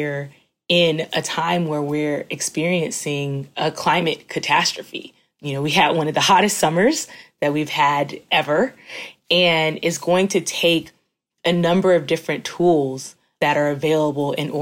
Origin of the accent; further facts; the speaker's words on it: Florida, United States; I grew up in the South. I grew up in Florida